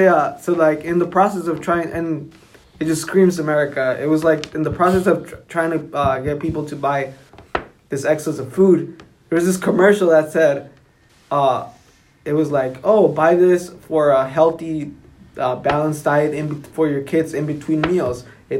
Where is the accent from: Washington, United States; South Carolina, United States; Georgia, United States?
South Carolina, United States; We're from Southern Carolina